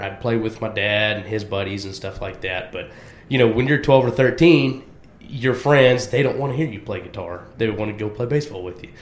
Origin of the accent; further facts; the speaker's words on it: Waxahachie, Texas, United States; I'm born and raised in Waxahachie, Texas